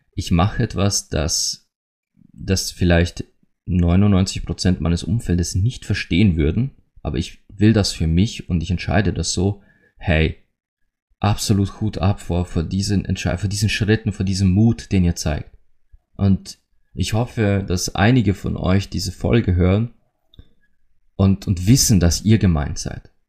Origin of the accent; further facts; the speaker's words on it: Austria; bei uns in Österreich